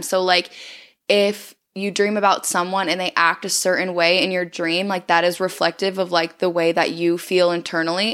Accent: South Dakota, United States; growing up in South Dakota, like, it's small and I feel like everyone knows everyone

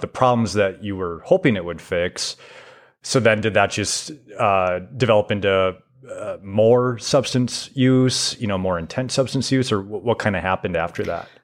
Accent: Foley, Minnesota, United States; I grew up in Foley

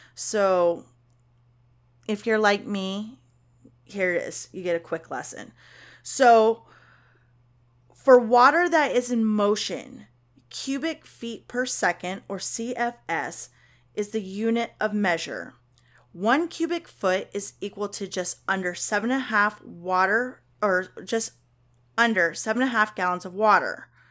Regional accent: Kentucky, United States; I'm from Kentucky

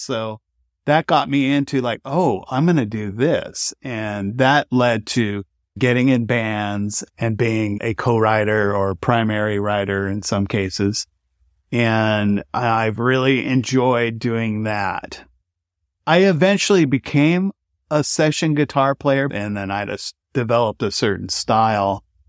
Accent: Bay Area, California, United States; moved away as an adult; also born or lived in San Francisco; now in Nashville, United States; Grew up in the Bay Area and then spent a lot of time in San Francisco

